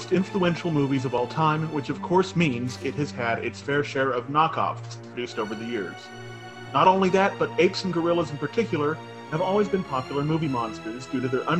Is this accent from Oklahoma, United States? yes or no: no; New Braunfels, Texas, United States; I'm from New Braunfels, Texas.